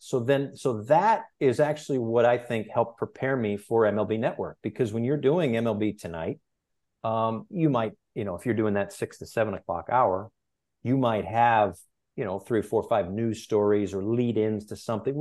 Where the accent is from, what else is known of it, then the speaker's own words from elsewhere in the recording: Bristol, Connecticut, United States; now in Miami, United States; growing up in Bristol, Connecticut, the home of ESPN, I was lucky enough to be around ESPN quite a bit